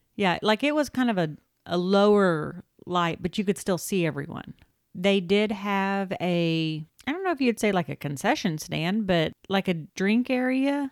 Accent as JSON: {"language": "English", "region": "Oklahoma", "country": "United States", "moved": "yes", "said": "we are originally from Oklahoma"}